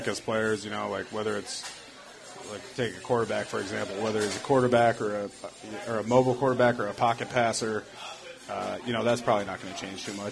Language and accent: English; Minnesota, United States; moved away as an adult; now in Tampa, United States; I grew up in Minnesota, too, so I remember watching him when I was in high school